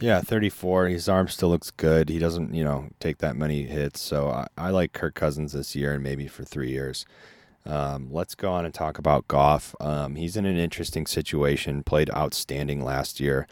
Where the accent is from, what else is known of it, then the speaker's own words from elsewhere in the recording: Chicago, Illinois, United States; growing up in Chicago and seeing Favre and then Rodgers come